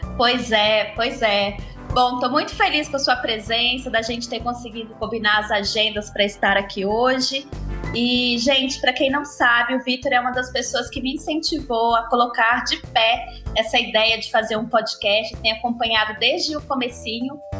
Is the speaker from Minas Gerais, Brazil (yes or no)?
yes; Minas Gerais, Brazil; accent: mineiro; sou eu com meu sotaque mineiro